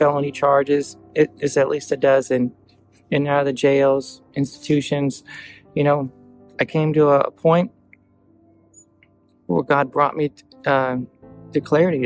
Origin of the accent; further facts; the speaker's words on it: Eastern North Carolina, United States; I grew up in Eastern North Carolina